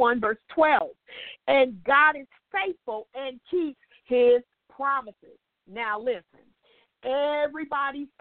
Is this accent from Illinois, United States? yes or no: no; Indiana, United States; moved away as an adult; now in St. Petersburg, United States; I was living in Indiana then because I'm from Indiana.